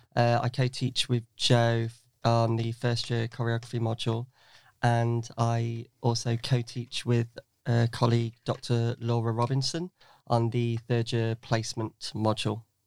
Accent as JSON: {"language": "English", "town": "Newark", "region": "East Midlands", "country": "United Kingdom", "tie": "born or raised there", "said": "I grew up in Newark, in Nottinghamshire"}